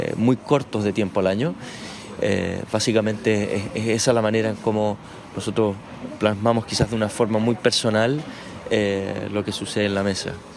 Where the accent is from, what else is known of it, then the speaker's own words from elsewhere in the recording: Chile; vivir esta época en mi país